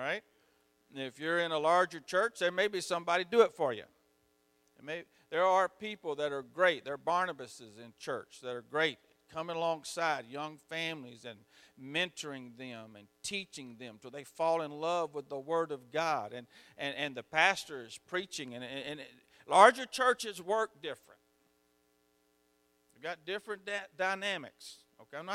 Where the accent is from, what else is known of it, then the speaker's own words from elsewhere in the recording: Mississippi, United States; I'm from Mississippi.